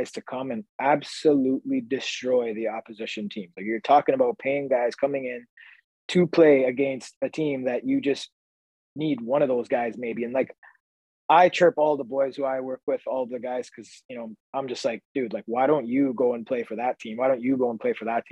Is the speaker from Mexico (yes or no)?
no; Canada; we're a Canadian podcast, we're both Canadians